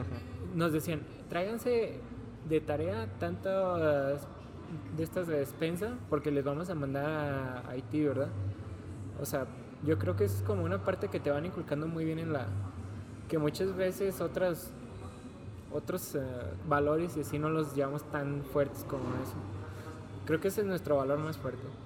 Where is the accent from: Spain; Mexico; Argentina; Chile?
Mexico